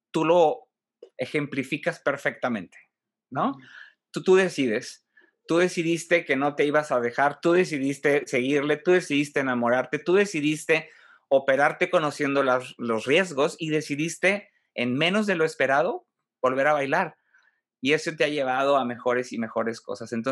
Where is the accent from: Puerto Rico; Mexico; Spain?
Mexico; Monterrey, Nuevo León; nos está dando mucho más de qué estar orgullosos, este, como mm, regiomontanos, como mexicanos